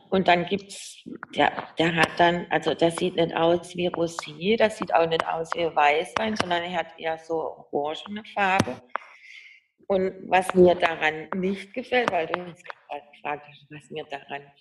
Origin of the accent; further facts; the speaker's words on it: Baden-Württemberg, Germany; accent: Badisch; ich kann jetzt Schwäbisch leider, ich spreche ja Badisch, wie man hört, also Hochdeutsch kann ich nicht.